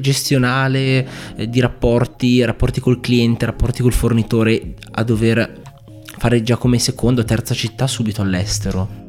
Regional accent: Bergamo, Lombardy, Italy; siamo tutti e due di Bergamo, è la prima volta che intervisto un compaesano

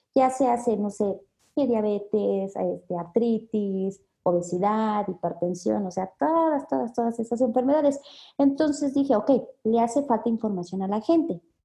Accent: Mexico City, Mexico; nosotros somos de la Ciudad de México

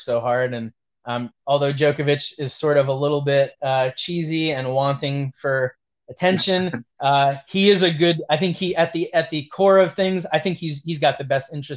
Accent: New York City, New York, United States; also born or lived in Italy; now in New Jersey, United States; I'm from New York

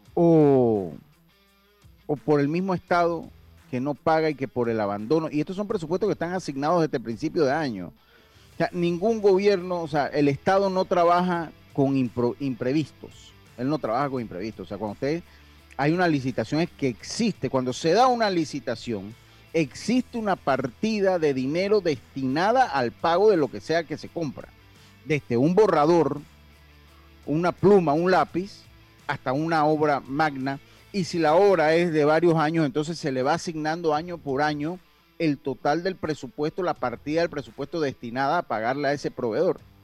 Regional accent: Los Santos, Panama; moved away; allá en mi tierra, bella, Los Santos

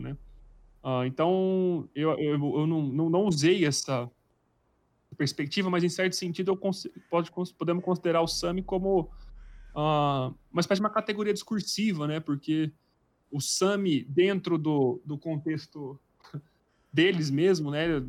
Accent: Brazil

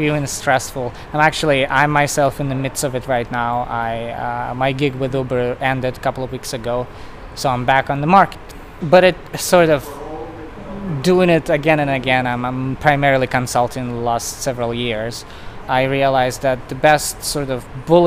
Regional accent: Russia; moved away as an adult; now in United States; I moved to the US probably like 9 years ago. So I'm originally from Russia

